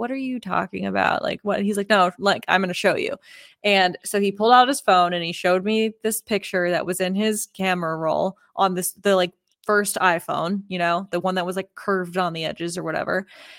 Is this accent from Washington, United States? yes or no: no; Oklahoma, United States; also born or lived in Texas; I'm from Oklahoma and Texas, but Oklahoma has a really interesting background with all of the Native American tribes that were there.